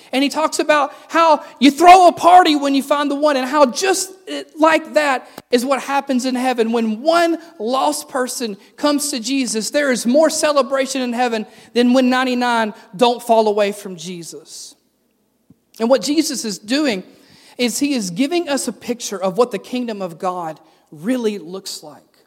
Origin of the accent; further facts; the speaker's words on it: the South, United States; I'm from the South